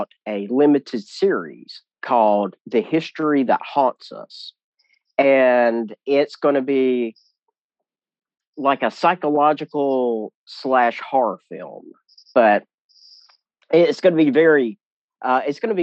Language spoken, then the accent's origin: English; South Mississippi and South Alabama, United States; accent: Southern; my Southern, I can't help it, my accent. I grew up, you know, in South Mississippi and South Alabama